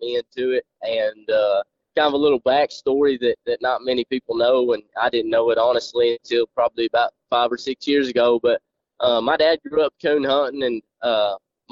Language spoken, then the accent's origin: English; Jay, Oklahoma, United States; I'm from Oklahoma, a small town in northeastern Oklahoma called Jay. Went to school in Jay and graduated